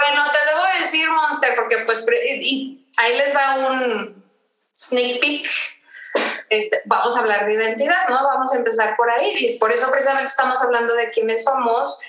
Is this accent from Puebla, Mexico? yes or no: no; Tijuana, Baja California, Mexico; moved away as an adult; also born or lived in Mexico City; soy de Tijuana, ahí me crié, ahí, ahí, crecí